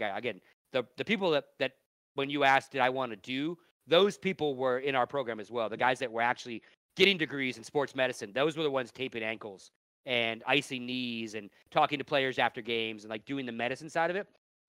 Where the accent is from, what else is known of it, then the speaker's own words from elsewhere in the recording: Nevada, United States; I grew up in Nevada.